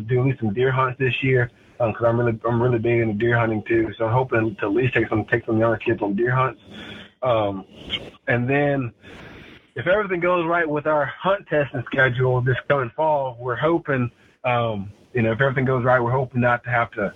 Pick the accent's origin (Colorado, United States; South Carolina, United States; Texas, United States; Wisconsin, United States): South Carolina, United States; Clemson; we come from Clemson